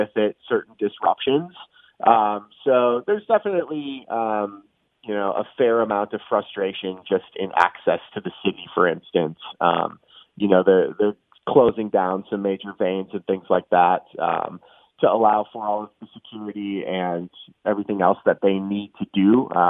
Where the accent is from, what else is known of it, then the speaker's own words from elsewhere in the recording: Minneapolis, Minnesota, United States; I was born and raised in the Twin Cities